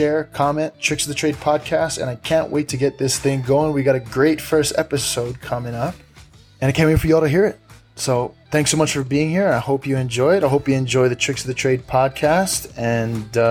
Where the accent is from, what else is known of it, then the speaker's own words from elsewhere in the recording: Big Island, Hawaii, United States; Born and raised in the Big Island